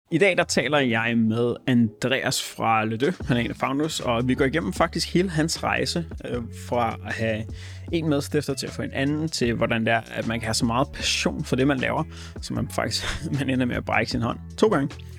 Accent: North Zealand, Capital Region of Denmark, Denmark; jeg kommer fra Nordsjælland

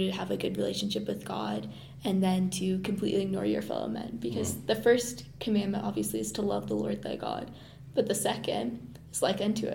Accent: Mississippi, United States; moved away as an adult; now in Provo, United States; I come from Mississippi and come from a fairly small congregation

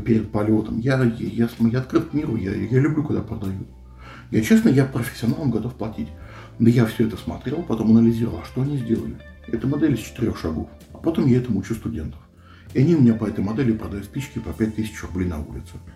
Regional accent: Moscow, Russia; Я москвич

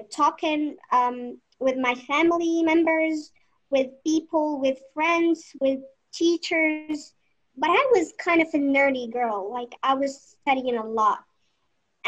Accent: Morocco; I'm 19 and I'm from Morocco

